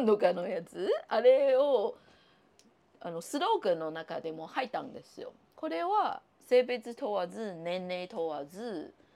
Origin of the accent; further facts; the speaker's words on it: Taiwan; Japanese is a second language; now in Japan; 私、あの、台湾出身の人間